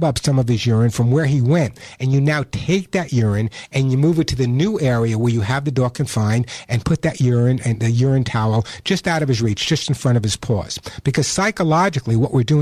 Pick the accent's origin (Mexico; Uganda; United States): United States; New York; accent: New York; my New York accent